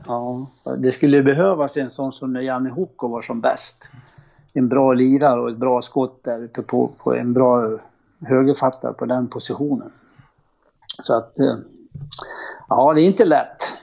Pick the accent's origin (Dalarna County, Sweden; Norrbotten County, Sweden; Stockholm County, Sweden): Dalarna County, Sweden; Horndal; jag kom från Horndal